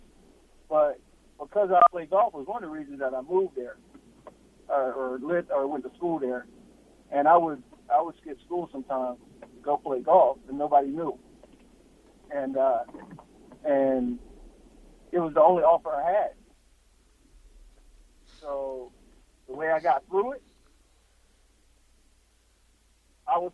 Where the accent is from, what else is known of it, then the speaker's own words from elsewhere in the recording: Arizona, United States; I'm from Arizona